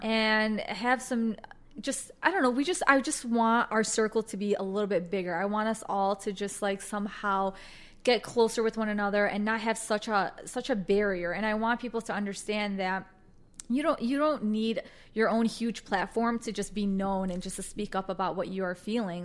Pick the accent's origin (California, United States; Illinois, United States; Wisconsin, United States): Illinois, United States; Chicago; I was born and raised in Chicago